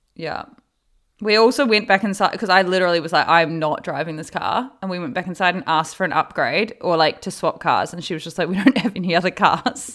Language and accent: English; New Zealand; born or raised there; now in Los Angeles, United States